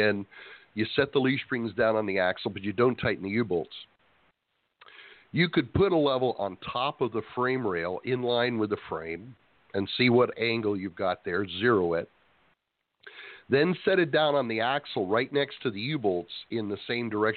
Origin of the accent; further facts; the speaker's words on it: Escondido, California, United States; moved away; Kevin and I were originally from Escondido.